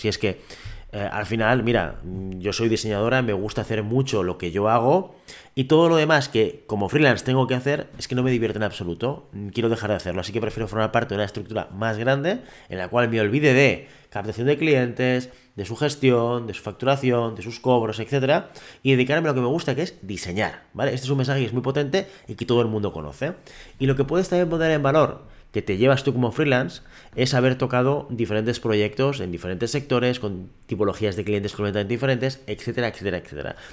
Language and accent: Spanish; Catalonia, Spain; yo estoy en Cataluña, yo soy catalán